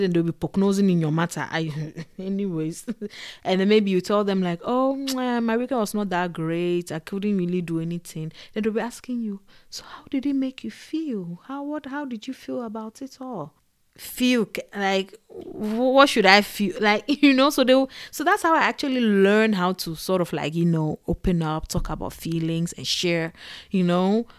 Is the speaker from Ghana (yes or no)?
yes; Ghana; moved away; also born or lived in Togo; growing up in Ghana and in Togo